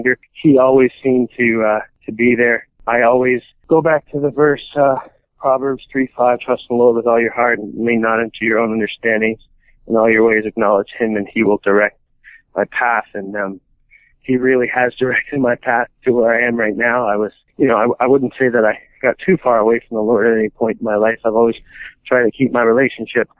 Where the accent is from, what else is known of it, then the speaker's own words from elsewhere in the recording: Rochester, New York, United States; moved away; I'm from Rochester, New York. My family's there